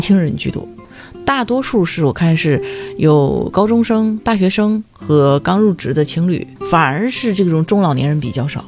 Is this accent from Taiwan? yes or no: no; Dalian, Liaoning, China; 我们大连人都会去爬那个莲花山